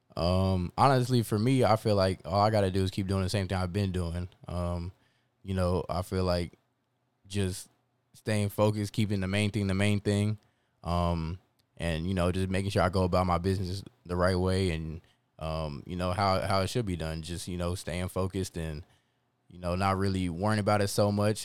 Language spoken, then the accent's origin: English; Converse, Texas, United States; also born or lived in Long Island, New York; Six weeks later, we moved to, we land in Converse, Texas